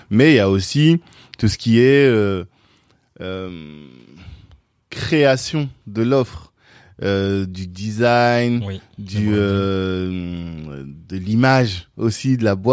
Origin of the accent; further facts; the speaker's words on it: Brazzaville, Republic of the Congo; born there; moi, je suis né à Brazzaville.